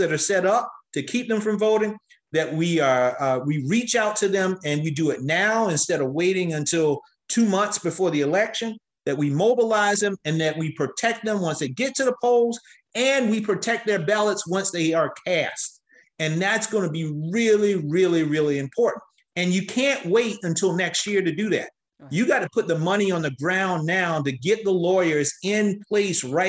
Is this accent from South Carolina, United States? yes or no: yes; South Carolina, United States; my home state of South Carolina